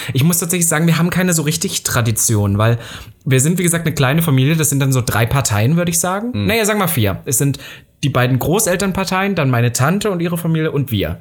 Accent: Saxony-Anhalt, Germany; Nordhausen ist ja auch Sachsen-Anhalt, da wo ich herkomme

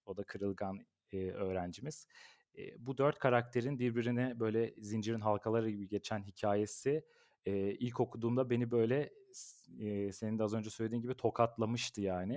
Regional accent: Ankara, Turkey; Ben bin dokuz yüz doksan Ankara doğumluyum. Eee, bütün ömrüm Ankara'da geçti

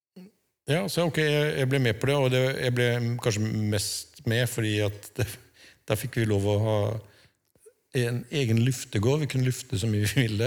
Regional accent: Birkeland, Agder, Norway; accent: Sørlandet dialect with uvular r (skarre-r); Jeg er oppvokst på Sørlandet, sånn, i bedehusmiljøet

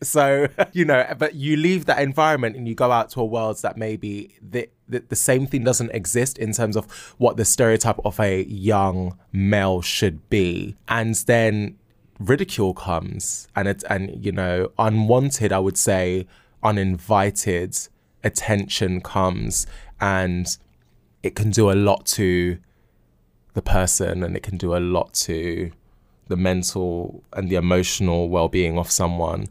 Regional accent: London, United Kingdom; I grew up in Battersea, um, and growing up, you know, here and in South London

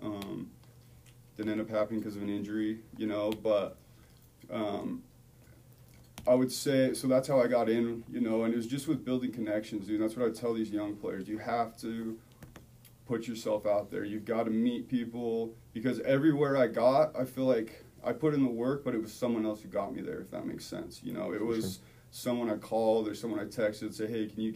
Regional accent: Orem, Utah, United States; also born or lived in Los Angeles; I was from Orem, Utah, living in Los Angeles

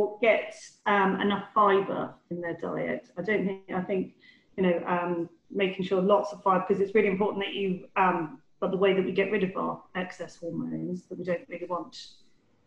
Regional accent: Devon, South West England, United Kingdom; I grew up in Devon

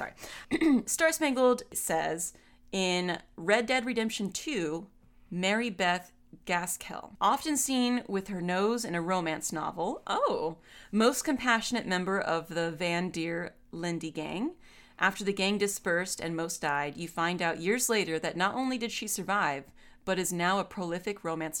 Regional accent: New Zealand; Only because they speak Maori and I'm from New Zealand, so it feels nice.

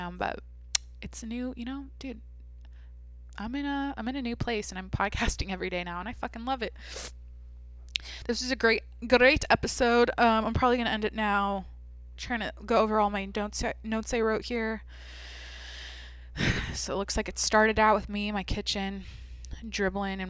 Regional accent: Mount Vernon, United States; when I think of Mount Vernon, when I think of my high school, when I think of like my childhood

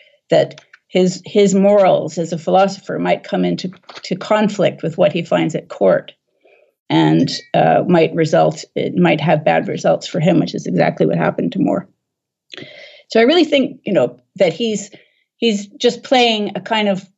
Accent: Vancouver, British Columbia, Canada; I was born in Vancouver myself

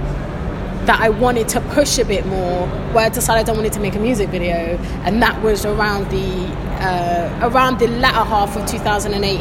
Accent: London, United Kingdom; also born or lived in Acton / Ealing; I was born and bred in Shepherd's Bush, and then I lived in Acton, I've lived in Ealing

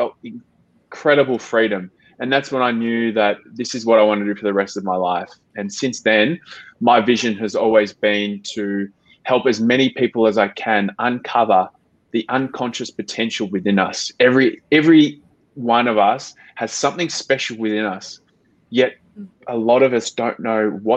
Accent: Melbourne, Victoria, Australia; moved away as an adult; I'm half Australian, half Filipino. I grew up in Melbourne

